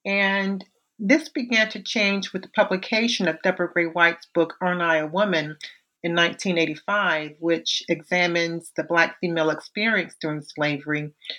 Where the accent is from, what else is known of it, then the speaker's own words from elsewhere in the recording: Savannah, Georgia, United States; I was born and raised in Savannah, Georgia, where the culture and landscape influenced my avocation as an archivist and historian.